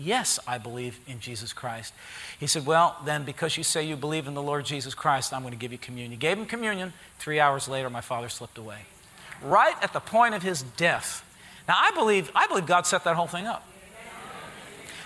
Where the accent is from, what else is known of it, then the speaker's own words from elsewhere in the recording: Harrison, United States; I grew up in Harrison